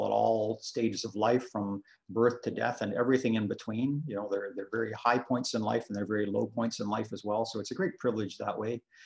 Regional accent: Sarnia, Ontario, Canada; also born or lived in Scotland / Toronto; I was born in Scotland, but I came over to Canada when I was very young, just a year and a half old, and moved to Toronto for a few years and then grew up in Sarnia after

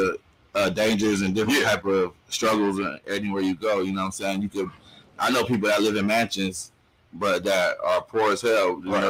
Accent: Riverside, California, United States; Man, it was crazy, man, because actually it's not the ghetto like you would think, you know what I'm saying? It's actually very diverse with different ethnicities and stuff like that. So I grew up with all type of different races.

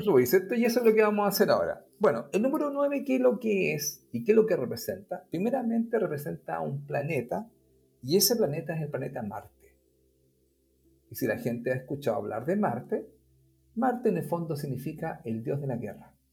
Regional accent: Chile; nosotros los chilenos

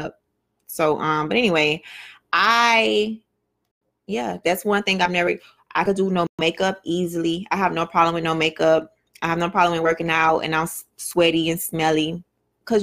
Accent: Miami, Florida, United States; the way I grew up in Miami and all of that, how I was born and raised like

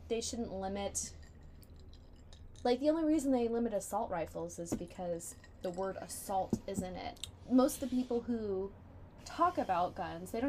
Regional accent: San Diego, California, United States; I say San Diego

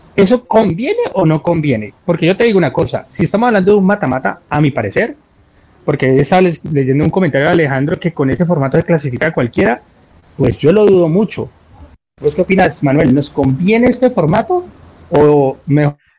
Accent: Colombia; como colombiano

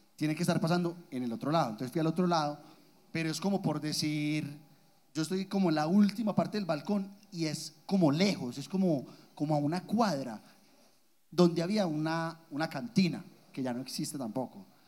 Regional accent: Guatapé, Antioquia, Colombia; yo soy de Guatapé, el, pueblo más hermoso de Antioquia.

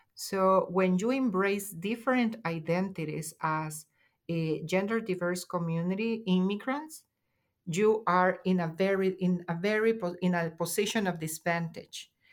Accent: El Salvador; moved away as an adult; also born or lived in Washington, D.C., United States; now in San Francisco Bay Area, United States; I'm an immigrant, and also I am an intersex woman from El Salvador. So I fled El Salvador in 2015

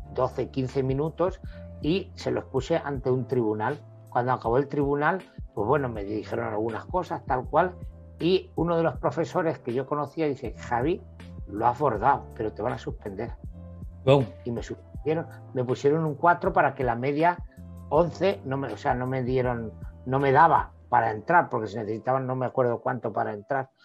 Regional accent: El Ballestero, Castilla-La Mancha, Spain; also born or lived in El Bonillo; yo nací en un pueblo de Albacete que se llama El Bonillo nací ahí. A los tres años y medio me fui al pueblo de al lado, que está a 15 kilómetros, que se llama El Ballestero

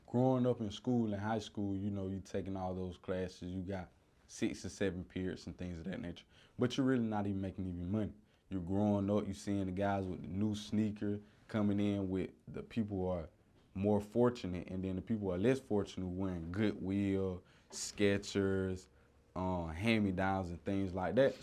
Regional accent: Columbus, Georgia, United States; I grew up in Columbus, Georgia

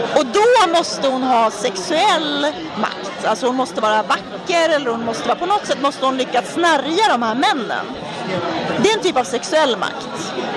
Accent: Härnösand, Västernorrland County, Sweden; now in Stockholm, Sweden; Största delen av mitt liv har jag vuxit upp i en småstad i Norrland som heter Härnösand

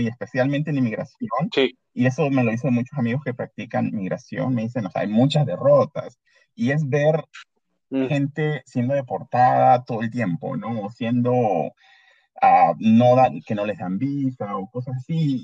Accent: Peru; now in Canada; mi mamá es peruana, mi papá es salvadoreño, y, pero ya, yo me considero bastante peruano.

